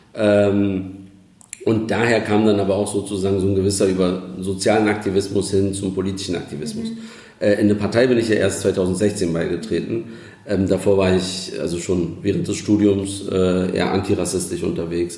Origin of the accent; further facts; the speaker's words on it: Berlin, Germany; ich bin äh, gebürtiger Kreuzberger, aufgewachsen in Neukölln